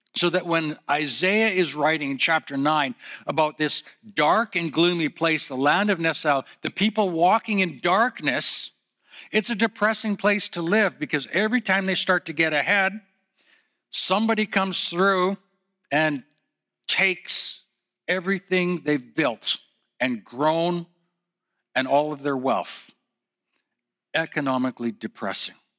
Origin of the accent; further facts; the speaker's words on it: Calgary, Alberta, Canada; also born or lived in Edmonton; I was born in Calgary